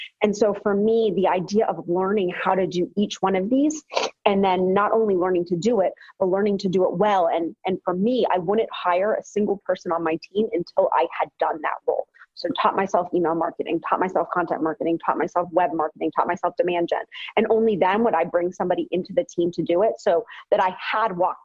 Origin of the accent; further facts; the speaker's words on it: Boston, Massachusetts, United States; I'm from Boston